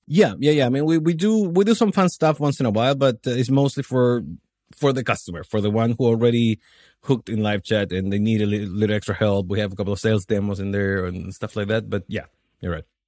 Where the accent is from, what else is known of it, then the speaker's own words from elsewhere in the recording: Chile; moved away as an adult; also born or lived in New Zealand / Australia / Miami; now in Poland; I'm, I'm from Chile. I left the country when I was twenty